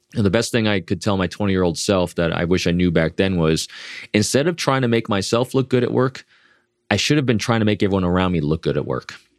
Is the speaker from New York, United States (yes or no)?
yes; New York, United States; Me being an extrovert from the Northeast, as we were talking before, and I am from New York